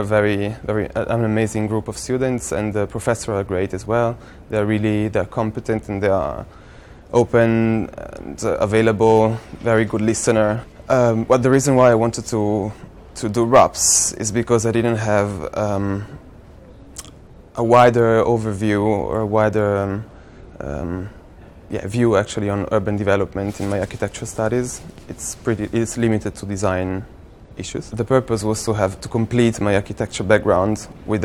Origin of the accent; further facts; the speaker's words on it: Italy; now in London, United Kingdom; I come from Italy